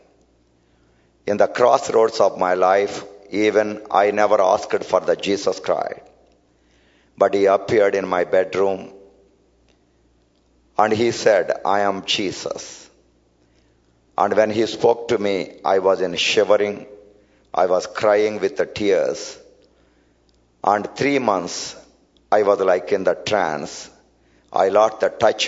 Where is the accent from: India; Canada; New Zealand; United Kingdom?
India; I am from India